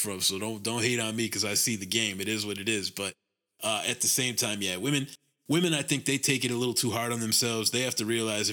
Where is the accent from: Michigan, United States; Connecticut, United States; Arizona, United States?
Connecticut, United States; we're from Connecticut.